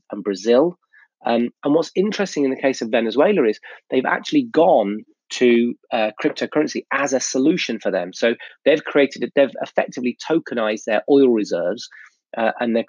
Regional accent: United Kingdom; I'm British, I'm in the UK

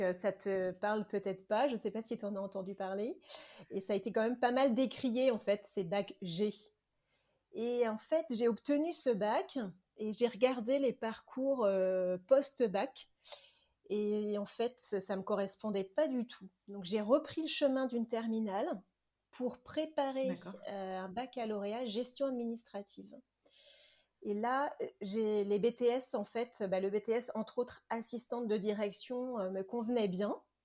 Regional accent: Nantes, Pays de la Loire, France; moved away; je suis nantaise. Donc euh, j'ai vécu 40 ans à Nantes

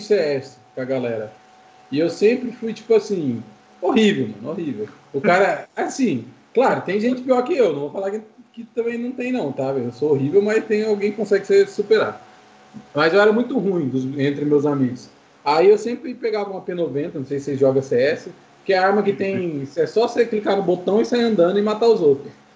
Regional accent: Maringá, Paraná, Brazil; eu sou de Maringá, no Paraná

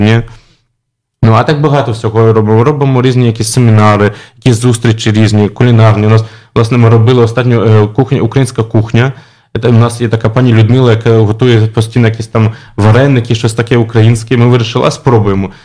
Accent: Kharkiv, Kharkiv Oblast, Ukraine; moved away as an adult; now in Warsaw, Poland; я народився в Харкові, тому, звичайно, вважаю себе українцем

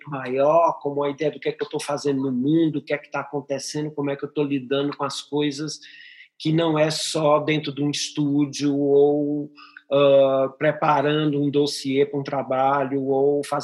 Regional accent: Teresina, Piauí, Brazil; born there; also born or lived in Europe; eu nasci em Teresina, no Piauí, e, mas já vivo há 35 anos na Europa

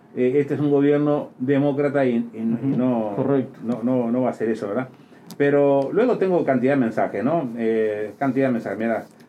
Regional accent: Uruguay

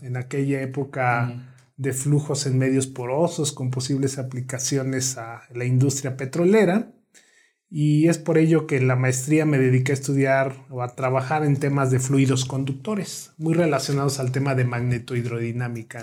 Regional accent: Morelos, Mexico; moved away as an adult; now in Morelia, Mexico; soy originario del estado de Morelos, el centro del país

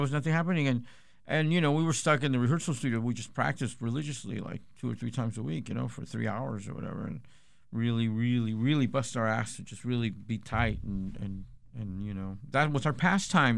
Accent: Chula Vista, California, United States; we're from Chula Vista

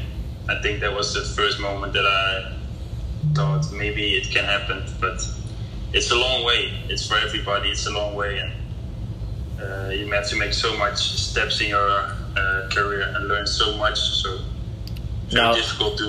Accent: Maastricht, Limburg, Netherlands; English is a second language; moved away as an adult; Where I grew up was in Maastricht in the Netherlands

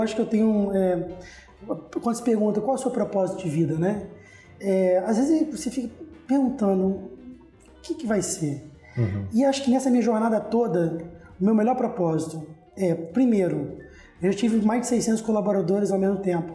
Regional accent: Vitória, Espírito Santo, Brazil; eu sou capixaba, nasci aqui em Vitória

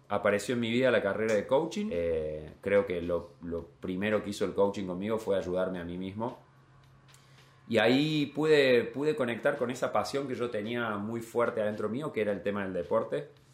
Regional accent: Capilla del Monte, Córdoba, Argentina; moved away as an adult; also born or lived in New Zealand; now in Copenhagen, Denmark; Soy de un pueblo, de Capilla del Monte

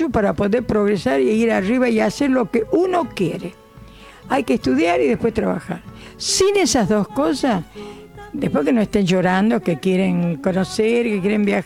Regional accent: Santa Lucía, Tucumán, Argentina; now in Buenos Aires, Argentina

